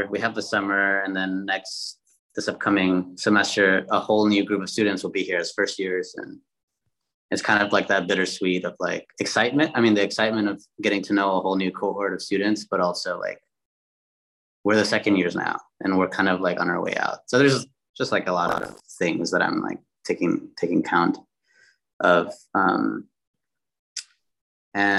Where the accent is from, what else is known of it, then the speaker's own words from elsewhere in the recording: Chicago, Illinois, United States; moved away as an adult; also born or lived in Minneapolis, Minnesota / New Haven, Connecticut; originally born in Chicago, but went to undergrad in Minneapolis, Minnesota